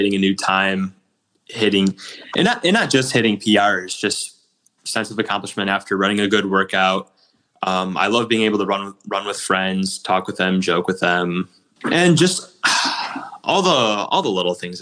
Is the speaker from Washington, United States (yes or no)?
no; Illinois, United States; moved away as an adult; also born or lived in Nebraska; we're both from Illinois